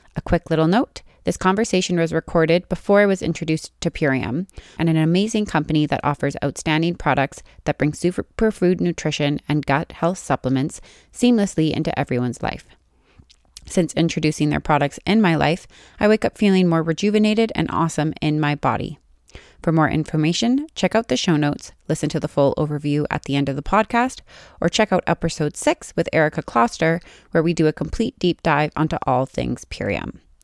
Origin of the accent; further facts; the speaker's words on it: Calgary, Alberta, Canada; I grew up in Calgary, so I grew up in a big city